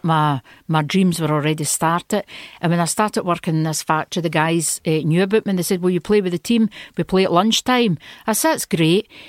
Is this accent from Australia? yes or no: no; Stewarton, Scotland, United Kingdom; moved away as an adult; also born or lived in Italy / France; I was born in Stewarton, a wee village in Ayrshire near Kilmarnock.